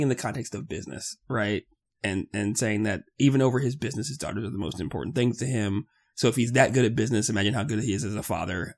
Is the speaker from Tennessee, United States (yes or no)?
no; Florida, United States; we are from Florida